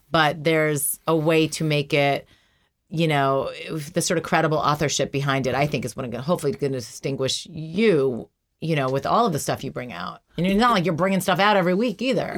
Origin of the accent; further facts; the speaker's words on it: New York, United States; I grew up in New York